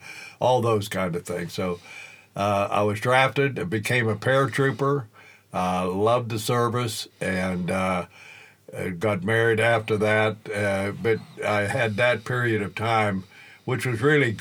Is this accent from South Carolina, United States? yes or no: no; western Pennsylvania, United States; moved away; also born or lived in Illinois; Well, I grew up in western Pennsylvania. I grew up on a farm.